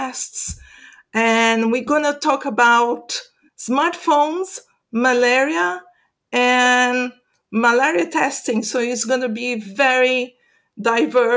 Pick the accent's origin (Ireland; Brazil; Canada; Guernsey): Brazil; moved away; I'm from Brazil originally